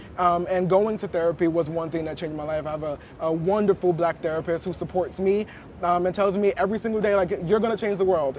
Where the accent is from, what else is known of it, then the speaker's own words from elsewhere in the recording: New York City, New York, United States; I grew up in New York City